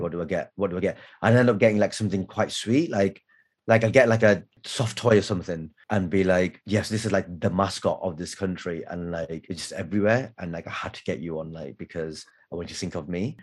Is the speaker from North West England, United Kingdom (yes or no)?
yes; Blackburn, North West England, United Kingdom; life growing up in Blackburn in the 90s